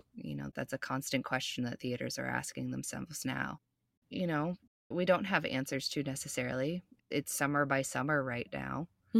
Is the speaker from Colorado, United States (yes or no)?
yes; Boulder, Colorado, United States; I grew up in Boulder, Colorado.